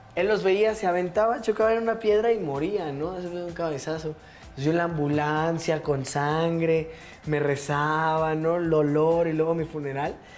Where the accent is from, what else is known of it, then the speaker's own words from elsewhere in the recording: Mexico City, Mexico; yo crecí en Santa María la Ribera, ah. esta colonia emblemática y enigmática de la Ciudad de México